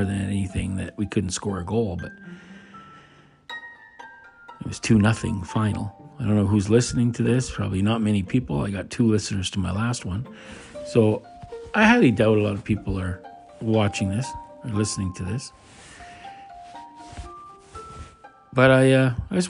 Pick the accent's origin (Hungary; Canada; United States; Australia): Canada; I'm not even American, I'm Canadian.